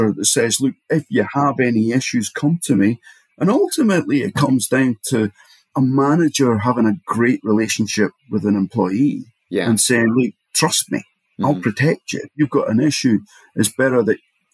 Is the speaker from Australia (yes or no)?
no; Edinburgh, Scotland, United Kingdom; I come from Edinburgh